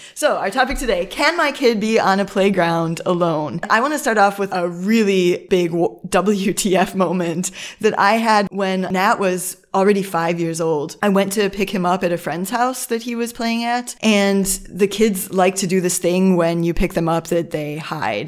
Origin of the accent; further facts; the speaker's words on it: Midwest, United States; moved away as an adult; now in Germany; I'm from the United States, from a Midwest, uh, from a Midwest, Midwest suburb